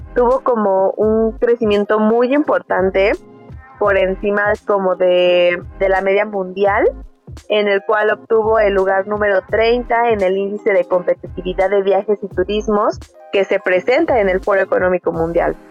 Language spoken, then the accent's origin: Spanish; Mexico; para nosotros como mexicanos